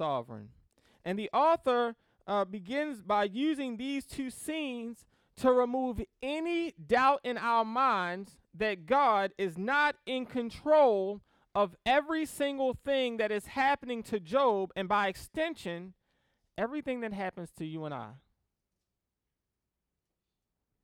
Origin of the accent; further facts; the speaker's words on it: Baltimore, Maryland, United States; I grew up in Baltimore City